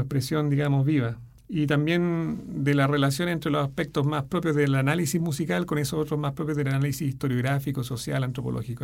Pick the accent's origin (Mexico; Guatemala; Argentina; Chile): Chile; soy el primer chileno en publicar en ese editorial